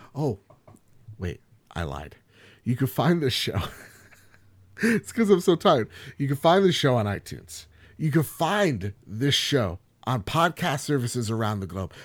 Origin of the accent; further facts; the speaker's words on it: New Jersey, United States; I'm from Jersey